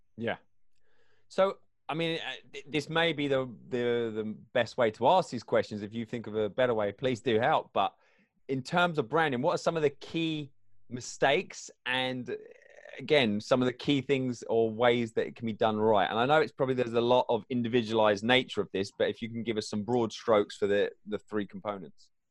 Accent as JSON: {"language": "English", "region": "England", "country": "United Kingdom", "tie": "born or raised there", "said": "I grew up in England"}